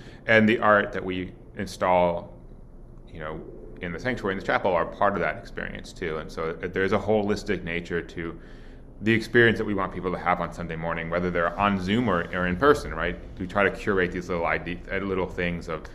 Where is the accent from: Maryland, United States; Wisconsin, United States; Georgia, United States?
Wisconsin, United States; Milwaukee; grew up in Milwaukee